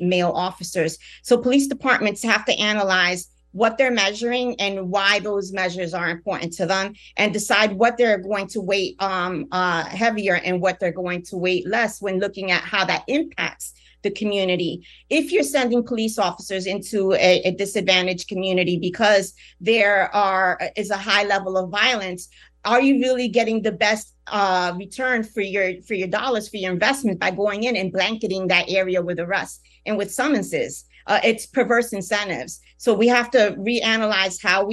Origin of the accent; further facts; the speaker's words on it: Newark, New Jersey, United States; also born or lived in Puerto Rico; I was born in Puerto Rico. My parents came to Newark when they had the uprisings